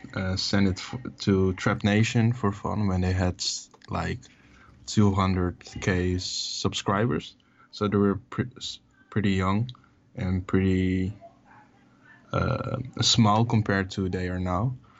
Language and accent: English; Amsterdam, North Holland, Netherlands; I was born and raised in Amsterdam, the Netherlands